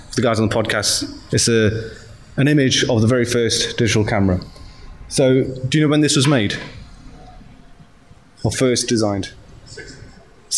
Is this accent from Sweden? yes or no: no; Nottingham, East Midlands, United Kingdom; moved away as an adult; now in London, United Kingdom; that's where I was born and raised, spent most of my life